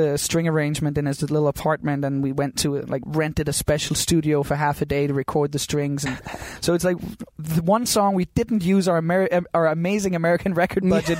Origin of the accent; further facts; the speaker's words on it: Copenhagen, Capital Region of Denmark, Denmark; my hometown called Christiania, this tiny little community in the middle of Copenhagen.